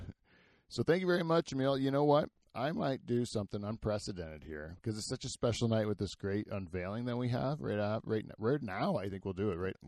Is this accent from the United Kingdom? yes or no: no; Canada